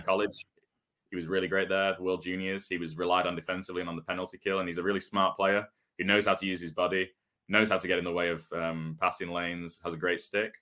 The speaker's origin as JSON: {"language": "English", "town": "Manchester", "region": "North West England", "country": "United Kingdom", "tie": "born or raised there", "said": "growing up in Manchester, we have, we had a hockey, hockey arena"}